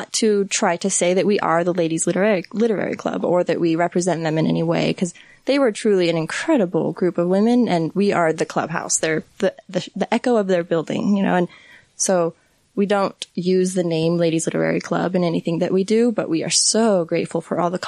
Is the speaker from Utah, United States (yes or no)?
yes; Centerville, Utah, United States; also born or lived in Salt Lake City, Utah; I grew up here in Utah, just Centerville, out by Bountiful.